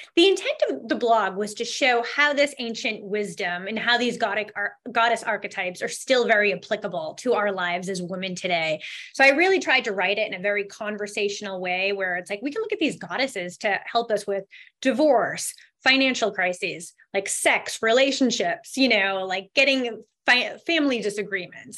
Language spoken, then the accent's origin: English; Boston, Massachusetts, United States; I'm from the Boston area